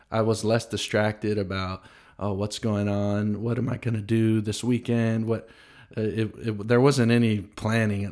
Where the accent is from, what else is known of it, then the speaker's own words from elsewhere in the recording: Tennessee, United States; I grew up in Tennessee in the South